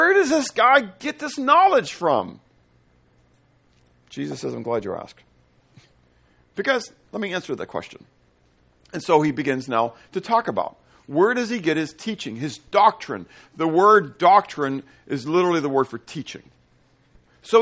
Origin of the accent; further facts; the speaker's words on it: Pittsburgh, Pennsylvania, United States; I grew up in Pittsburgh